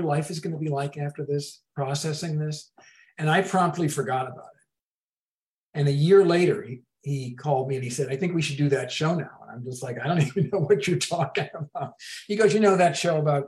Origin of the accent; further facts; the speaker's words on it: Massachusetts, United States; moved away; also born or lived in Boston; we're both from Massachusetts. We're both Irish Catholic upbringing